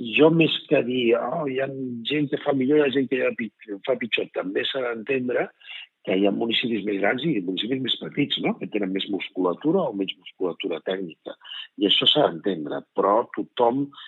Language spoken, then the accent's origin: Catalan; Garrotxa, Catalonia, Spain; jo soc de la Garrotxa